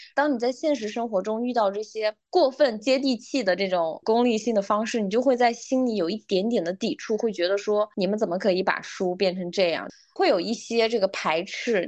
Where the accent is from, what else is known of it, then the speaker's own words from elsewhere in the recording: a small remote county town in Xinjiang, China; first language Uyghur; Chinese is a second language; 我是九一年的嘛，所以，然后呢，我又是来自一个新疆一个比较偏远的小县城吧，所以其实小的时候我们县城只有一个新华书店